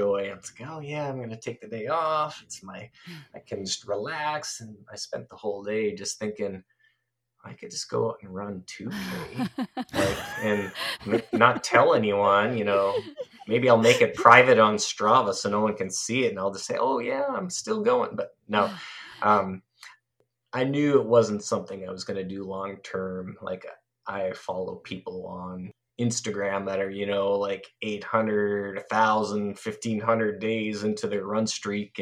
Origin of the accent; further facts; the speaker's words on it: Canada; I'm Canadian.